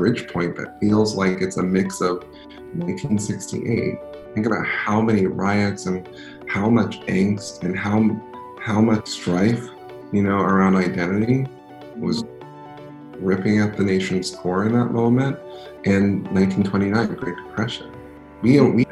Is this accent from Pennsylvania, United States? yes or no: yes; Philadelphia, Pennsylvania, United States; I'm from Philadelphia, city of brotherly, sisterly, personally love.